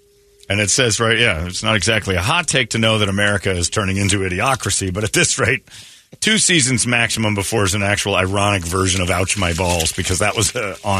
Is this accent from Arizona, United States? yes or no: yes; Arizona, United States; I'm from Arizona.